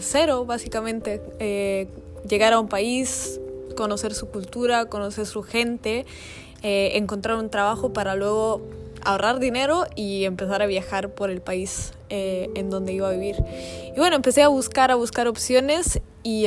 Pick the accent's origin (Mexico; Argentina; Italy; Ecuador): Italy; moved away as an adult; había regresado a Italia, mi país de origen, después de tres años afuera